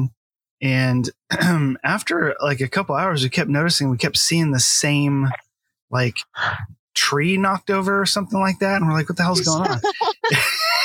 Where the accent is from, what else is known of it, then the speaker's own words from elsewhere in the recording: United States; being American